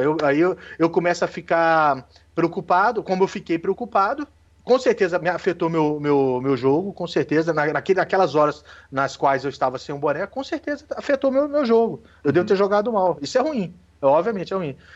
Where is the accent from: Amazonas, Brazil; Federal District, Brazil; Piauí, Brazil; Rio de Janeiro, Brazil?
Federal District, Brazil; Brasília; eu aqui moro em Brasília, nasci em Brasília, defensor ferrenho de Brasília